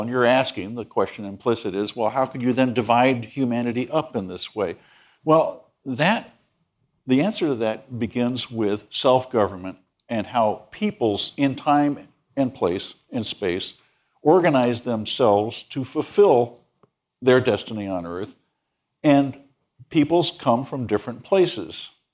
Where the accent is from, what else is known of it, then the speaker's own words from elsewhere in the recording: New England, United States; moved away; I'm from New England.